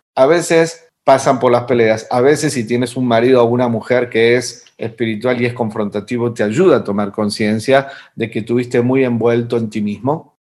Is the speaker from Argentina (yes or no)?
yes; Argentina; moved away; en mi país, eh, en Argentina, de donde vengo, que en realidad ya me fui hace mucho tiempo atrás